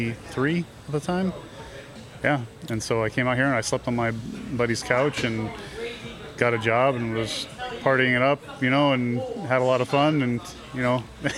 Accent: California, United States; moved away as an adult; now in Las Vegas, United States; I'm from California originally. I've been out here for over 20 years, so.

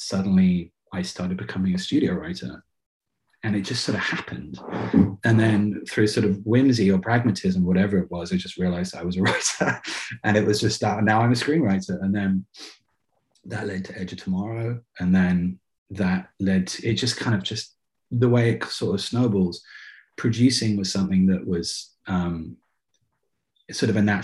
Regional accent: England, United Kingdom; moved away; I grew up in England

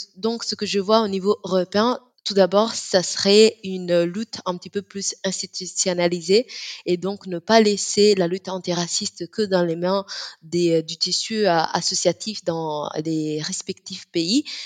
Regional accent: Italy; on est très fier en Italie, surtout en tant que Sénégalaise et Italienne

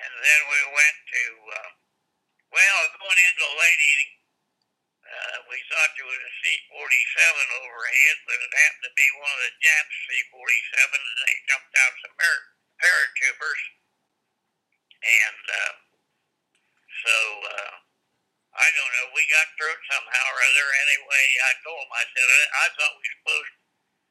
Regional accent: Logan, Ohio, United States; I was born and raised in Logan, Ohio, which is Hocking County, about 100 miles south of Columbus.

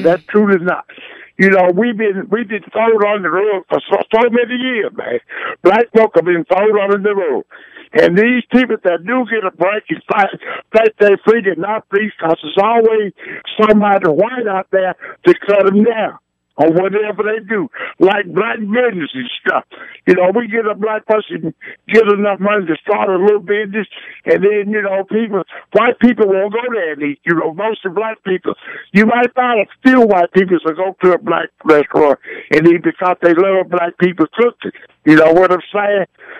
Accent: Mississippi, United States; moved away; you know, I've been in this city for 50 years. I came here from Mississippi.

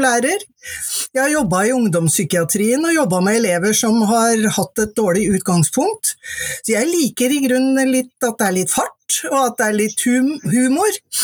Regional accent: Mjøndalen, Buskerud, Norway; Jeg er fra Mjøndalen, og det var ikke så mange der som tok høyere utdanning

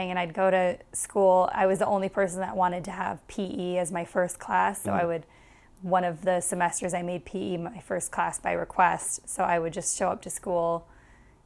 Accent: Wisconsin, United States; I was from Wisconsin.

